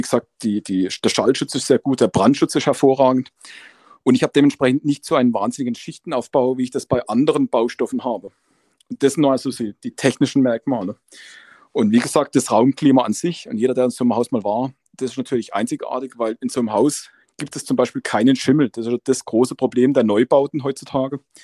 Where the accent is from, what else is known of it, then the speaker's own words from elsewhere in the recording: Black Forest, Baden-Württemberg, Germany; im Gebirge, wo wir zu Hause sind, bei uns im Schwarzwald